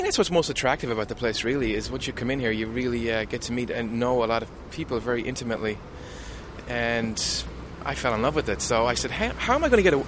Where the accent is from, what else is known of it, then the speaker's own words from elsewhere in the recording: Ballina, Connacht, Ireland; moved away as an adult; also born or lived in Dublin / England; now in United States; I'm from County Mayo in Ireland. Ballina, County Mayo in Ireland